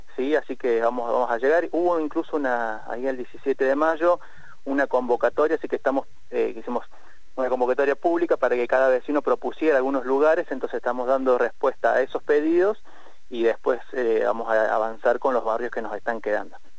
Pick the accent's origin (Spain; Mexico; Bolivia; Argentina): Argentina; como sociedad argentina